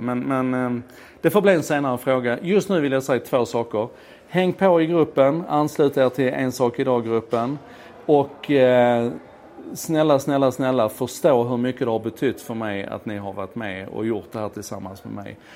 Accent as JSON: {"language": "Swedish", "region": "Skåne", "country": "Sweden", "accent": "Scanian (skånska)", "said": "min skånska"}